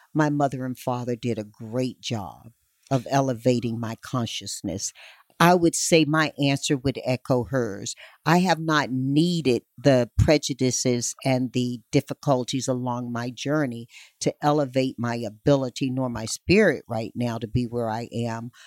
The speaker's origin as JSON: {"language": "English", "region": "North Carolina", "country": "United States", "tie": "born or raised there", "said": "my home state of North Carolina"}